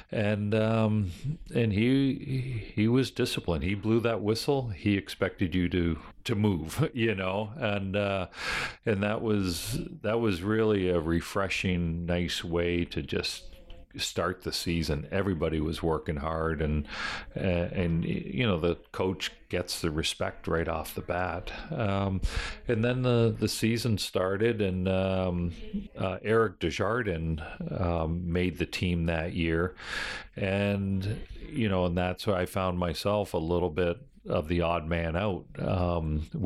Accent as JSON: {"language": "English", "town": "Buffalo", "region": "New York", "country": "United States", "tie": "born or raised there", "said": "Buffalo's my basically my hometown"}